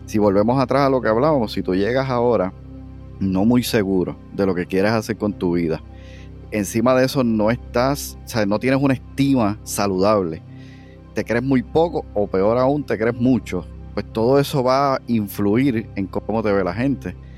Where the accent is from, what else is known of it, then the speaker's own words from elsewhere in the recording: Aibonito, Puerto Rico; moved away as an adult; also born or lived in Cayey; now in Cidra, Puerto Rico; nací en el pueblo de Ibonito. Eh, de hecho, me crié también allí, estuve hasta los 26 años